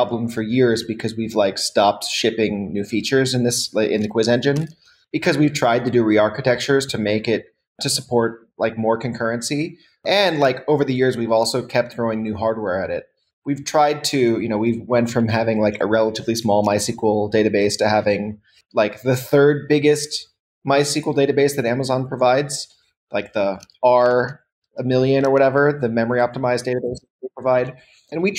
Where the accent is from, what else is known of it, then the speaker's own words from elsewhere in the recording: United States; now in Berlin, Germany; I'm based in Berlin, but I'm an American.